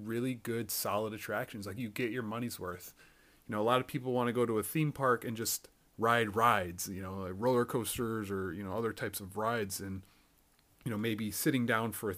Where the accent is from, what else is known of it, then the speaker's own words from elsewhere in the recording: Chicago, Illinois, United States; as a kid growing up in Chicago